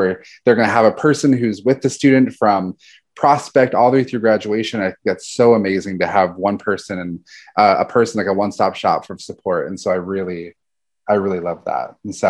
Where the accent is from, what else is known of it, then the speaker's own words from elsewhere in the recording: Orlando, Florida, United States; I am from Orlando, Florida. I went to community college at Seminole State